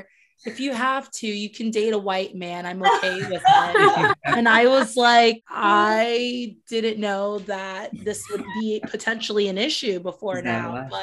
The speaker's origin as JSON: {"language": "English", "region": "South Florida", "country": "United States", "said": "I'm from South Florida"}